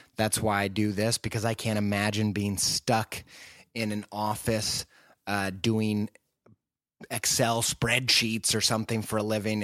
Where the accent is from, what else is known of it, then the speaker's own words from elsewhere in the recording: Indiana, United States; also born or lived in England; now in Columbus, United States; I'm from the great state of Indiana. I'm a Midwesterner